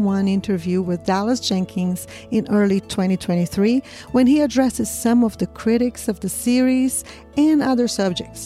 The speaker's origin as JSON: {"language": "English", "country": "Brazil", "said": "I'm from Brazil"}